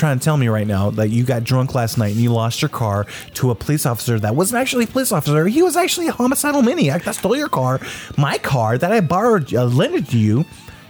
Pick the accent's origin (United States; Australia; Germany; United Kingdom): Australia; We are from Australia. You guys have to enjoy our beaches, okay?